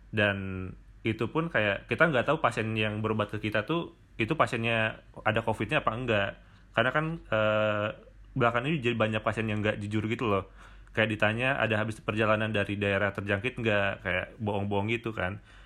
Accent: Bandung, West Java, Indonesia; also born or lived in Maumere; gue asal dari Bandung

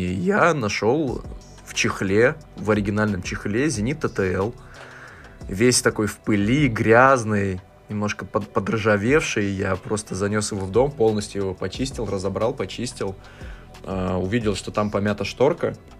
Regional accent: Omsk, Omsk Oblast, Russia; moved away; я сам из Омска

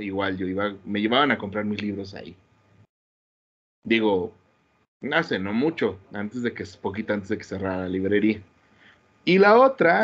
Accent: Querétaro, Mexico; como queretano que soy

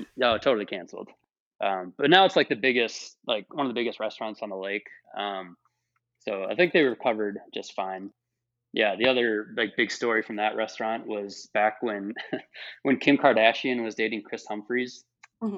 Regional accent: Minnesota, United States; moved away; also born or lived in the South (US); I'm from Minnesota

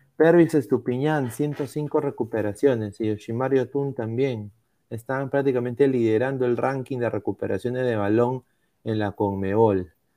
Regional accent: Peru; Todos somos peruanos

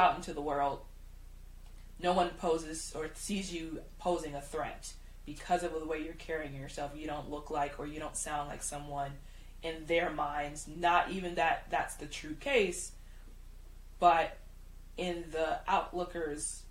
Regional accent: Chicago, Illinois, United States; I used to work in downtown Chicago. I was in the fashion industry since I was 15

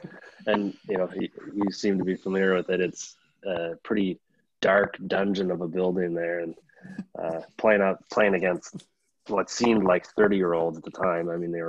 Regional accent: Cornwall, Ontario, Canada; my hometown team, Cornwall.

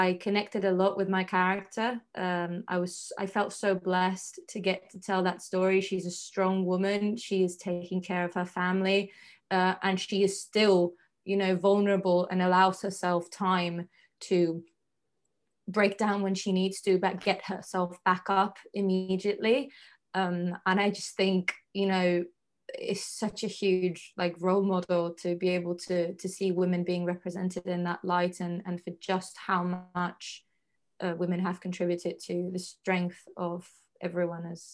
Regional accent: Argentina; moved away as an adult; now in United Kingdom; I'm an actress from Argentina. I grew up there. I've lived there my whole life.

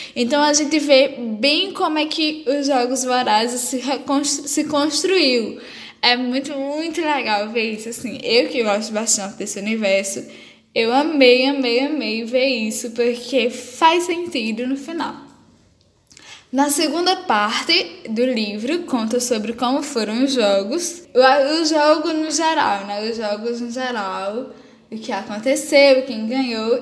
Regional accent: Brazil; eu sou brasileiro

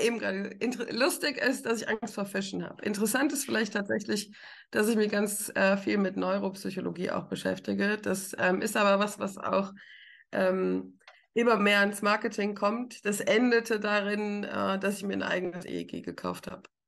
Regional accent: Rhineland-Palatinate, Germany; now in Frankfurt, Germany; Ich komme aus der Pfalz, ich trinke richtigen Wein.

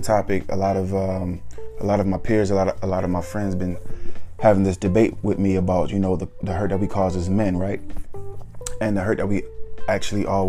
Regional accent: Atlanta, Georgia, United States; Growing up in Atlanta

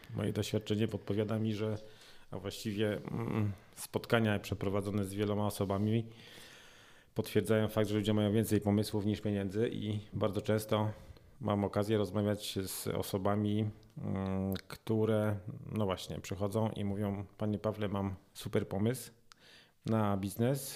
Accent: Silesian Voivodeship, Poland; u nas na Śląsku

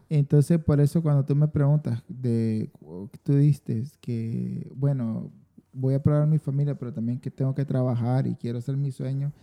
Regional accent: Diriamba, Carazo, Nicaragua; nació en, en una ciudad que se llama Diriamba. Diriamba. Ese es al sur de Managua

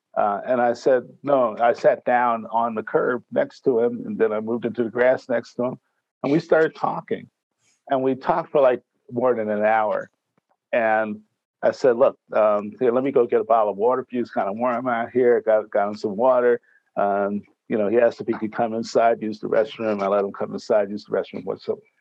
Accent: New York, United States; also born or lived in Miami / Detroit / San Jose / Washington, D.C.; now in Northern California, United States; I'm a New Yorker

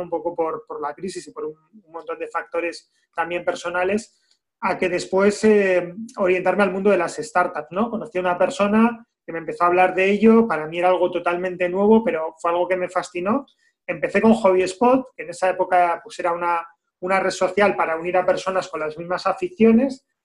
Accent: Basque Country, Spain; como vascos

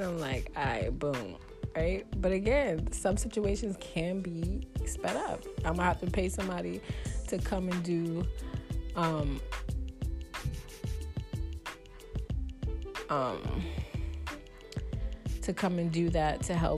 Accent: New York, United States; I'm from New York

